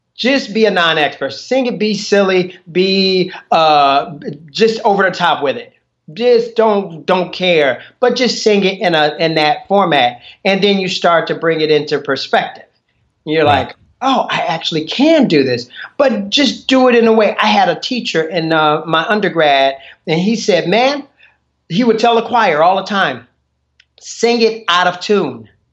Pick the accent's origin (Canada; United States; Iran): United States; Chicago, Illinois; I grew up in Chicago